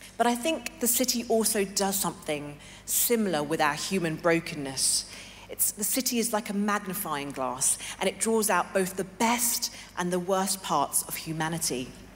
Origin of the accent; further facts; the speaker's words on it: London, United Kingdom; moved away as an adult; also born or lived in Hong Kong / New York City; I was born and raised in London